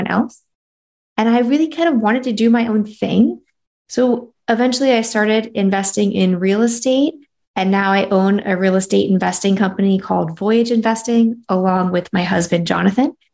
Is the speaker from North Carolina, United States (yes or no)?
yes; North Carolina, United States; moved away; I'm from North Carolina